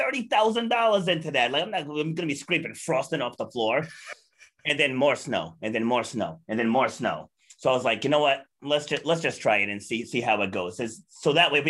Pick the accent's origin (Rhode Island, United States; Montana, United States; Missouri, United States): Rhode Island, United States; Charlestown; also born or lived in New York City, New York; We got a house down in Charlestown, like completely different environment than Brooklyn, New York and Queens, New York. So like I grew up